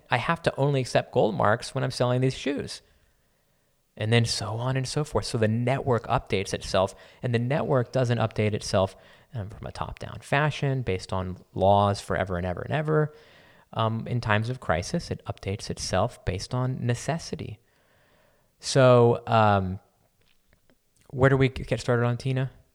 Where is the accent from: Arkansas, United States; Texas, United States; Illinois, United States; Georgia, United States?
Texas, United States; San Antonio; I grew up in San Antonio